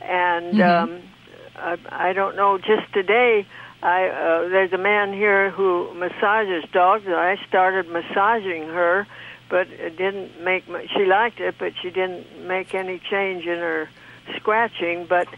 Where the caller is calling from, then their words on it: Palm Springs, California, United States; Right out of Palm Springs, California.